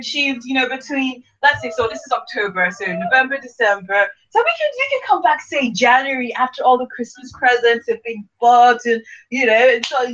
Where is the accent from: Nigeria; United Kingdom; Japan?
Nigeria; I'm Nigerian as well, okay? I am Nigerian